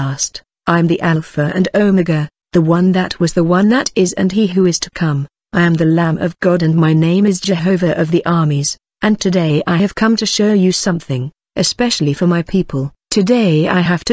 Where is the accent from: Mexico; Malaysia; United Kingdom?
Mexico; I'm from Mexico